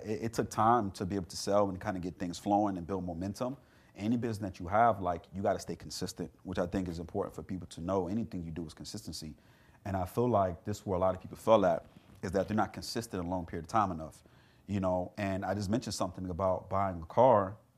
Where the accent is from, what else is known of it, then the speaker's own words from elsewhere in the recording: South Florida, United States; I grew up in South Florida